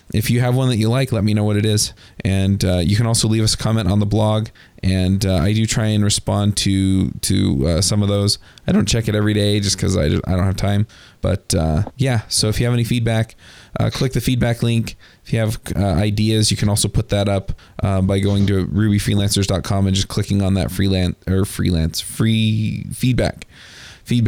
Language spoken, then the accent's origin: English; Utah, United States; I'm from Utah